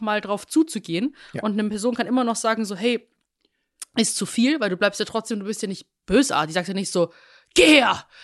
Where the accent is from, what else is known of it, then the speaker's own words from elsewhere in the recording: Rosenheim, Bavaria, Germany; moved away; in meiner Heimatstadt Rosenheim